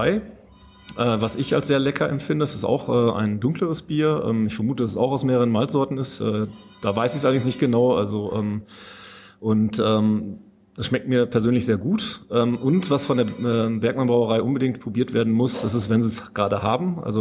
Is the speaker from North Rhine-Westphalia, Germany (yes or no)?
yes; North Rhine-Westphalia, Germany; ich komme aus Münsterland ursprünglich, da kannte ich das durchaus auch schon mal